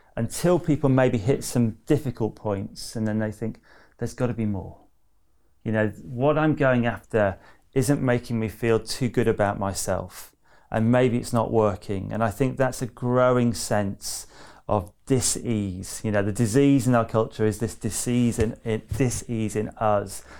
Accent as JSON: {"language": "English", "area": "near Manchester", "region": "North West England", "country": "United Kingdom", "tie": "born or raised there", "also_born_or_lived": "Loughborough", "said": "I grew up near Manchester"}